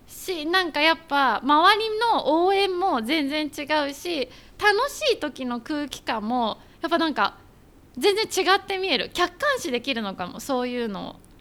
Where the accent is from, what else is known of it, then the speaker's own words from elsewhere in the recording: Japan; 当たり前に日本で生まれて日本人としかお付き合いしたことないで今まで生きてるから